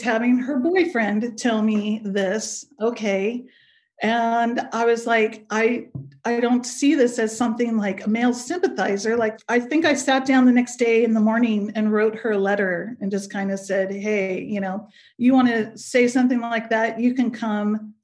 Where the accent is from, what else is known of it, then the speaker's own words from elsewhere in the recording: Pleasanton, California, United States; I grew up in Pleasanton, uh, California, uh, which is outside of the Bay Area